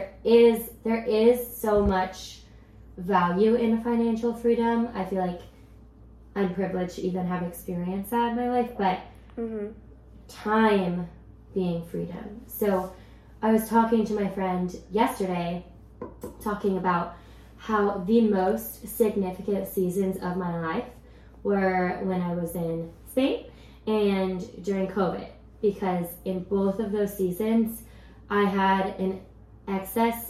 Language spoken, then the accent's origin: English; Silicon Valley, California, United States; growing up in the Silicon Valley